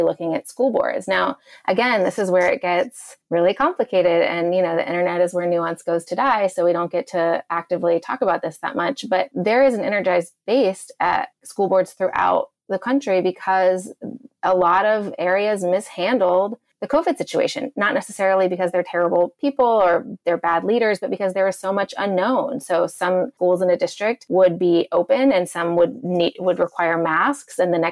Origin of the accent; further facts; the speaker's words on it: the South, United States; I am actually from the South. I actually grew up evangelical.